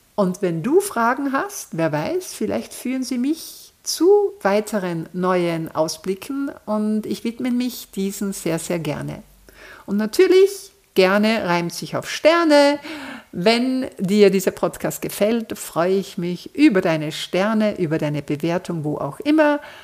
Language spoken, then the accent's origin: German; Austria; hier bei uns in Österreich